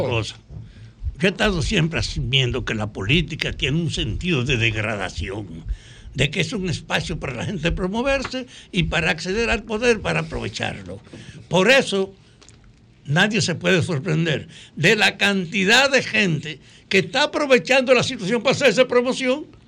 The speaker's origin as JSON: {"language": "Spanish", "town": "Salcedo", "region": "Hermanas Mirabal", "country": "Dominican Republic", "tie": "born or raised there", "said": "Salcedo, que es mi pueblo"}